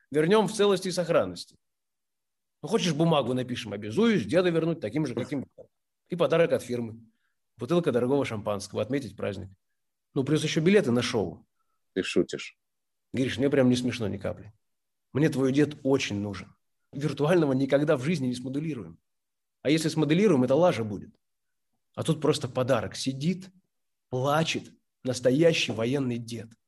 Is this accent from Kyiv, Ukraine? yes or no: yes; Kyiv, Ukraine; now in Tallinn, Estonia; Я из Киева, но уже энное количество лет живу в Таллине.